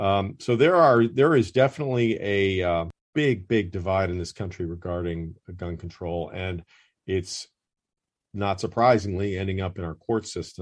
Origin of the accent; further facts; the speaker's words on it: the North, United States; now in Atlanta, United States; and I grew up in the North.